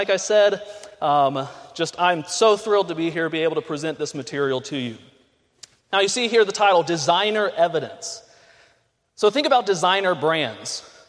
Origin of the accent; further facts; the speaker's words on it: Pensacola, Florida, United States; moved away; I was born and raised in Pensacola, Florida. Both my parents came here to college. They met, got married, stayed on as staff and faculty. So I was born here.